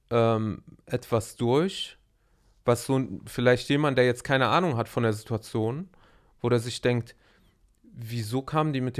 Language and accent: German; Aleppo, Aleppo Governorate, Syria; wir sind ja in Aleppo aufgewachsen.